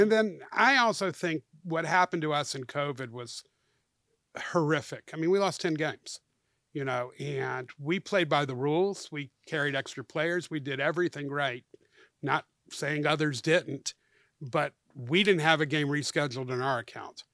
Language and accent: English; Atlanta, Georgia, United States; my hometown where I'm a native